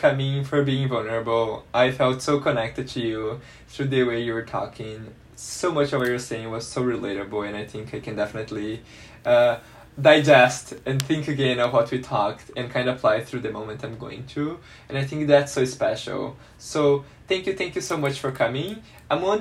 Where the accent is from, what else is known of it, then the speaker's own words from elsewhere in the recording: Brazil; moved away; growing up in Brazil, I don't think I got the best sex ed growing up at school